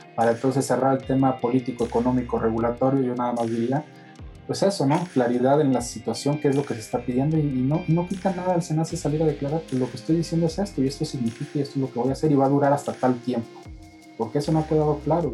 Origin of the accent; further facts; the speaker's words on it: Mexico; como mexicanos